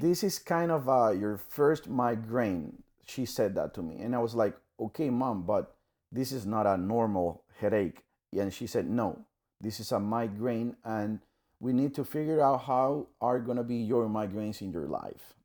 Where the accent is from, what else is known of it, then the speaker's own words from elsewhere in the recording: Panama; I'm from Panama, Central America